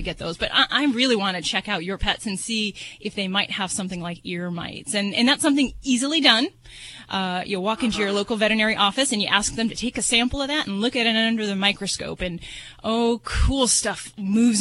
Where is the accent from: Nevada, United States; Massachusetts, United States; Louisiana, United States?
Nevada, United States; Las Vegas; I'm from Vegas